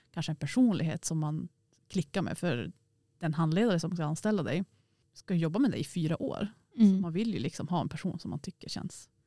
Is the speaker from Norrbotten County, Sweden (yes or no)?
yes; Piteå, Norrbotten County, Sweden; för jag är från Eh, Piteå och Norrbotten och så har man pluggat allt i Västerbotten.